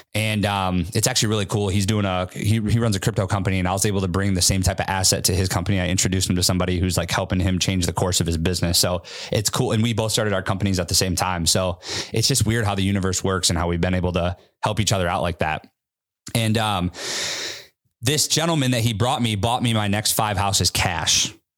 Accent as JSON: {"language": "English", "region": "Midwest", "country": "United States", "tie": "born or raised there", "moved": "yes", "lives_now": "Seattle, United States", "said": "I went back to my hometown, more of a Midwest affordable market."}